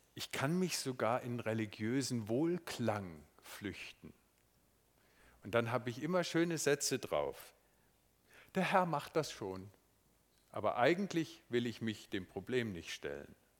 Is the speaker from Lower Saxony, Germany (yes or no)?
no; Marburg, Hesse, Germany; moved away; Es ist meine Heimatstadt, meine Schulstadt